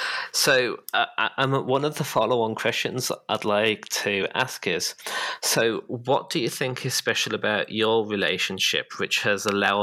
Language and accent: English; United Kingdom; moved away; my home country of the UK